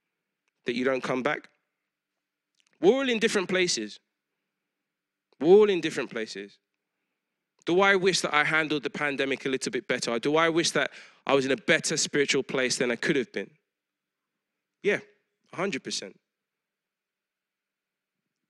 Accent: London, United Kingdom; I grew up in East London around all kinds of people

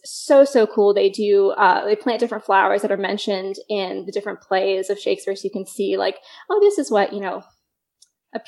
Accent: Florida, United States; now in Dallas, United States; I'm from Florida originally. I grew up like 3 hours from Orlando.

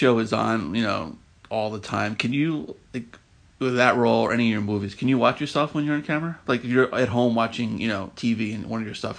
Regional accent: New York City, New York, United States; I'm originally from Queens.

